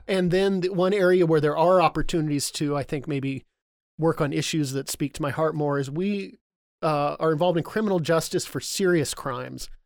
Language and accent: English; Burien, Washington, United States; I grew up down in Burien